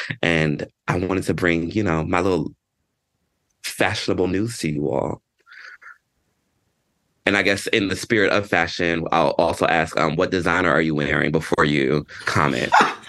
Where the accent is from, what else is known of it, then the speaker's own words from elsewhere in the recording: Georgia, United States; I grew up in Georgia, that this story didn't even land maybe necessarily in the community that I was in the Black community